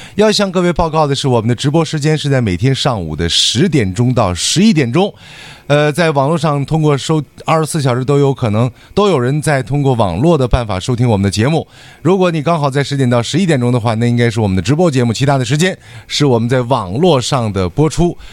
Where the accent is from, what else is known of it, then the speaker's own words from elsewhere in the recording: Dalian, Liaoning, China; accent: Dalian dialect; 我们大连话的一个特点